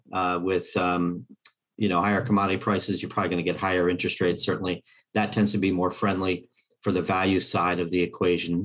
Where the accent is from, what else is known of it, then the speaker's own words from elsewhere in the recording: Kansas City, United States; my hometown Fed